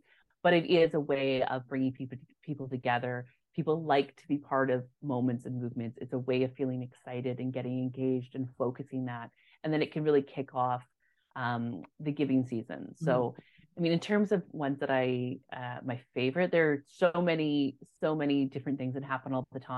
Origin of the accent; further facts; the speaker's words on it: Yukon, Canada; I'm partial to Yukon Gives from my hometown